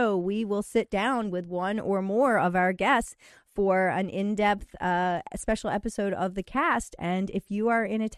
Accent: Western Maryland, United States; I'm a Western Maryland girl as well

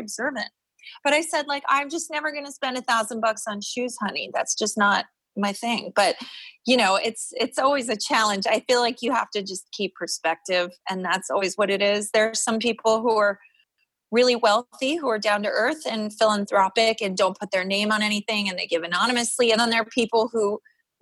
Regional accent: New York City, New York, United States; I grew up on the Upper East Side

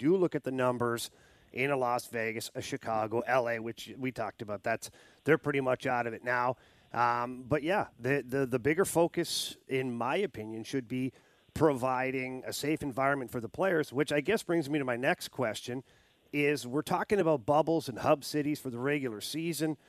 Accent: Canada; I'm from Canada.

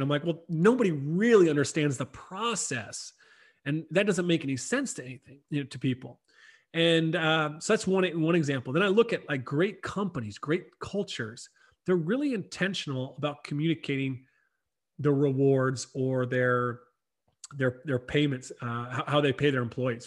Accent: South Carolina, United States; moved away as an adult; also born or lived in Ireland; I grew up in South Carolina, not too far from you

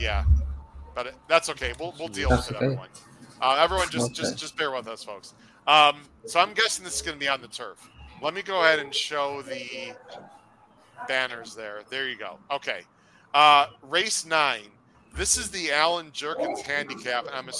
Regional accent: Illinois, United States; We're both from Illinois

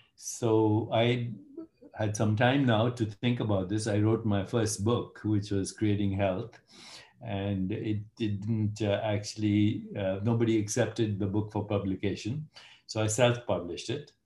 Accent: India; moved away; I'm Indian

